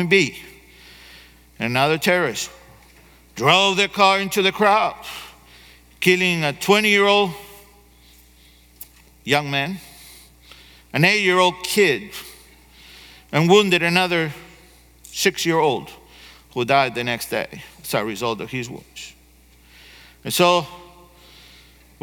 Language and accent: English; Argentina; moved away; I grew up in Argentina